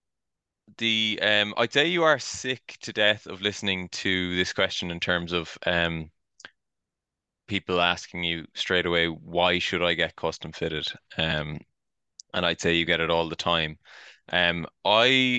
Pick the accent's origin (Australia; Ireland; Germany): Ireland; Kinsale, Munster; I'm from Kinsale, caddied in the Old Head